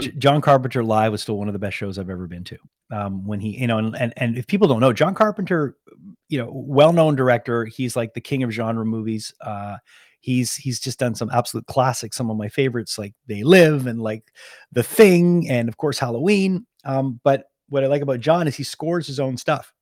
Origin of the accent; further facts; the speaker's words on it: Canada; I'm from Canada